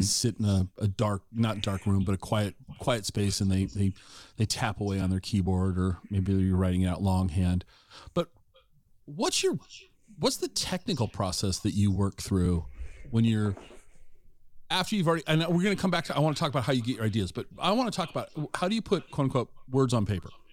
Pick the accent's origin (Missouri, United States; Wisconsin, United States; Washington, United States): Washington, United States; Tacoma; I grew up in Tacoma